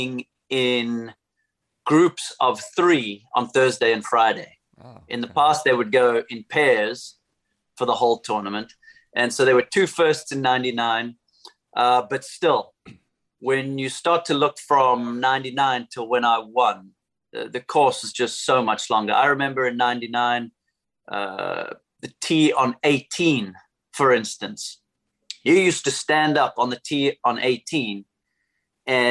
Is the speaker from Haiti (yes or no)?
no; Somerset West, Western Cape, South Africa; my hometown in Somerset West.